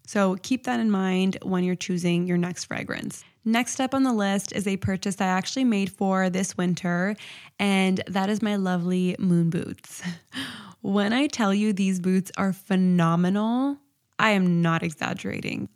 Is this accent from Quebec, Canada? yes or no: no; Toronto, Ontario, Canada; I'm from Toronto, and it gets really, really cold here